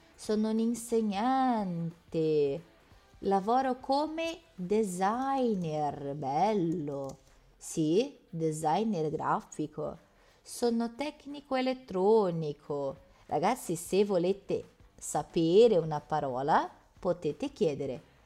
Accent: Porto Alegre, Rio Grande do Sul, Brazil; Italian is a second language; now in Turin, Italy; eu venho da Porto Alegre. Ai, né, eu sou bem gaúcha

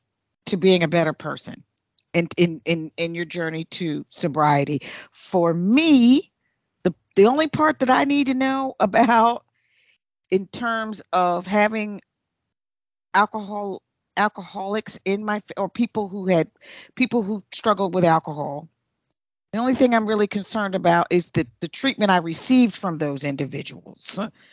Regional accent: South Carolina, United States; also born or lived in Philadelphia / New Jersey; I grew up, well, born in Philadelphia, raised in South Carolina, and then back to the North, Jersey, and then Philadelphia, then overseas, and then back to the states.

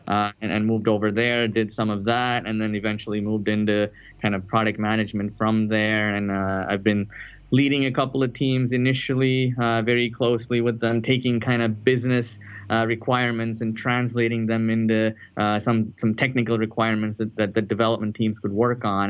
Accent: Chennai, Tamil Nadu, India; moved away as an adult; now in United States; I'm, actually from a, a, southern city in India called Chennai, uh, used to be known as Madras

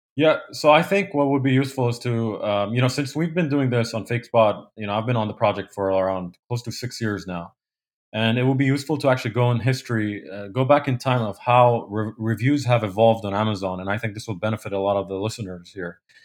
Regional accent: Kuwait; moved away as an adult; also born or lived in Poland; now in New Jersey, United States; I grew up in, uh, Kuwait.

